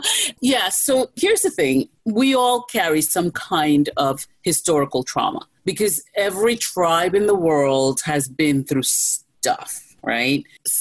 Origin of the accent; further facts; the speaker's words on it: New York, United States; Look, I'm a New Yorker. I'll always be a New Yorker, okay? In New York, we mind our business, okay?